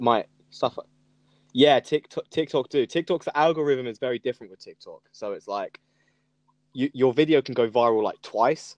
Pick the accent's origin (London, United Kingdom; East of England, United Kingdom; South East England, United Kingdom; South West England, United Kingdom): East of England, United Kingdom; Norfolk; also born or lived in Suffolk; now in Brighton, United Kingdom; I am Brighton based. Yeah. yeah. now I am. I was born in Norfolk though. No, I was born in Suffolk, but I lived in Norfolk.